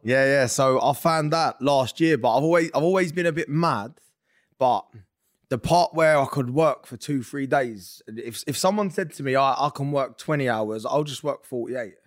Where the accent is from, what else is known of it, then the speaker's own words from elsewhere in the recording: London, United Kingdom; moved away; also born or lived in Essex; I'm from North London. We moved to Essex.